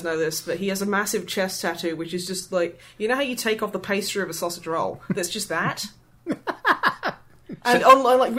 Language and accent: English; East Midlands, United Kingdom; I call them cobs because I'm from the East Midlands.